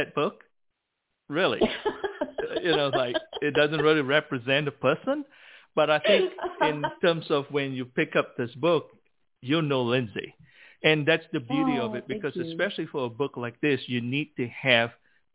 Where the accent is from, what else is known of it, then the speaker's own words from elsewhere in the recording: Malaysia; growing up in Malaysia